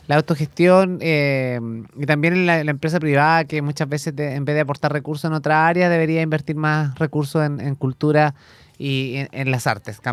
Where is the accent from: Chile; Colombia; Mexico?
Chile